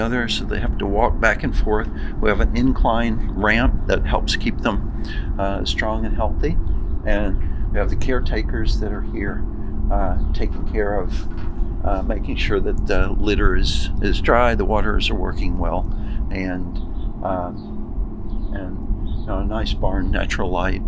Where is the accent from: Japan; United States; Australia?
United States; Arkansas; also born or lived in Ohio; now in New York, United States; I'm from Arkansas